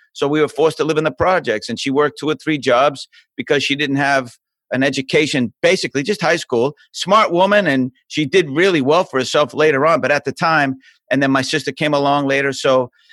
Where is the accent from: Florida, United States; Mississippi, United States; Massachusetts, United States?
Massachusetts, United States; Boston; moved away; I'm from Boston. I was born in a, a place called South Boston